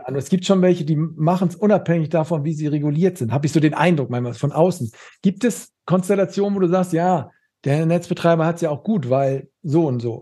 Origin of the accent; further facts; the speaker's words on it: Schleswig-Holstein, Germany; ich komme äh, aus Schleswig-Holstein